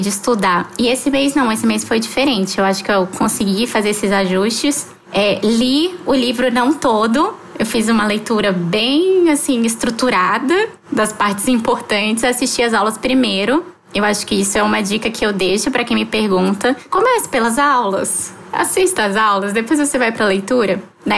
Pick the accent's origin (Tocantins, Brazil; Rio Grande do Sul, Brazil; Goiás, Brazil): Tocantins, Brazil; Palmas; also born or lived in Rio de Janeiro; Mas mudei com os meus pais para Palmas e aqui me criei e hoje eu já sou palmense já